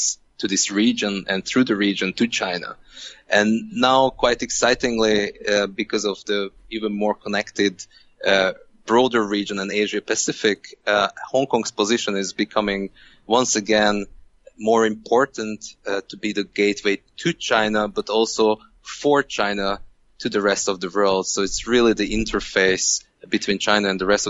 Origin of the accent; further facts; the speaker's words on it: Hungary; English is a second language; moved away; I'm from Hungary